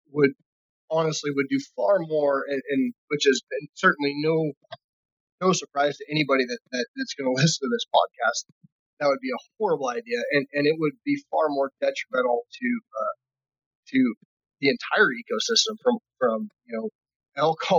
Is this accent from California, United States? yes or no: yes; California, United States